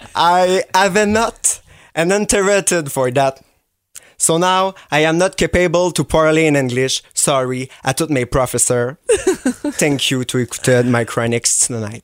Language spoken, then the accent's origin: French; Quebec City, Quebec, Canada; moved away; je viens de Québec